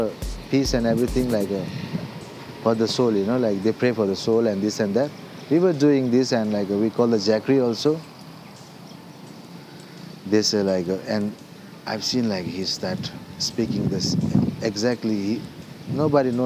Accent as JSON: {"language": "English", "town": "Kalimpong", "region": "West Bengal", "country": "India", "tie": "born or raised there", "also_born_or_lived": "Darjeeling / Pokhara, Nepal / Lyon, France", "first_language": "Nepali", "second_language": "English", "moved": "as an adult", "said": "From my hometown, Kalimpong"}